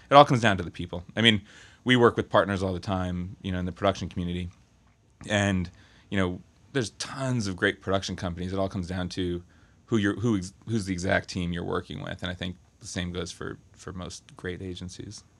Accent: Berkeley, California, United States; I'm from, uh, Berkeley, California.

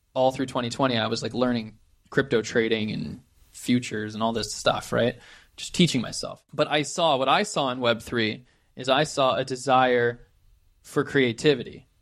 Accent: just outside of San Francisco, California, United States; I grew up just outside of San Francisco, California, near Silicon Valley.

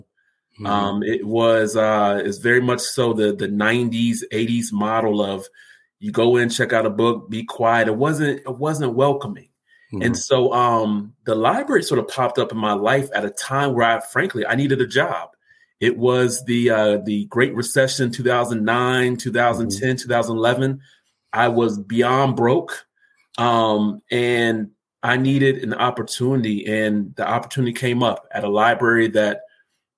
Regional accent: Columbus, Ohio, United States; I am from Columbus, Ohio, so the Buckeye State.

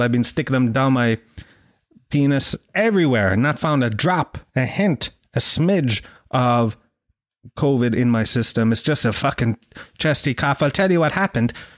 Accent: Ireland; I'm from, uh, Ireland

